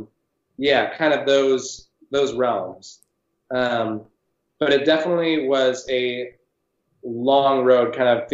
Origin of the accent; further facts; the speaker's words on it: San Francisco, California, United States; when I was young growing up in San Francisco